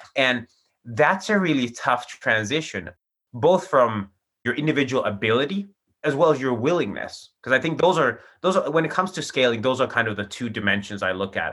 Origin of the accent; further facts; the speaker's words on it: Finland; also born or lived in Chicago; I'm from Finland, and that's where I'm based today